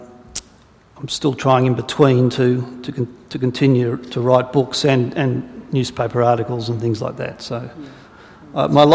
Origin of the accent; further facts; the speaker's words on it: Sydney, New South Wales, Australia; I grew up in Sydney, on the North Shore, in fact, a suburb called Lynfield, and it was a pretty ordinary Aussie childhood